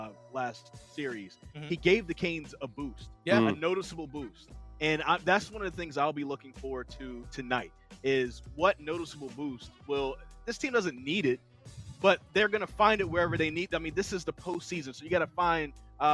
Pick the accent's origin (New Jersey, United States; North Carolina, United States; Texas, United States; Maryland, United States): North Carolina, United States; Greensboro; I'm from Greensboro.